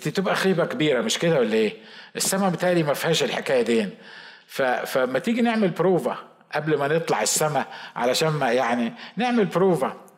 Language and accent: Arabic; Egypt; accent: Egyptian (non-Sa'idi); هو بيتكلم مصري وانا بتكلم مصري